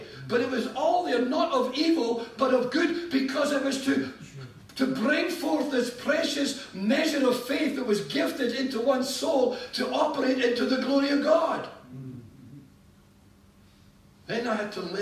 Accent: Scotland, United Kingdom; I am a citizen of this nation, our beloved land, Scotland. I'm Scottish.

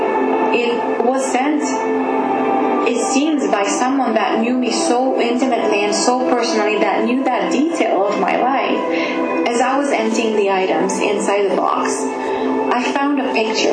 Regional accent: Romania; I was born in Kupeni in Romania.

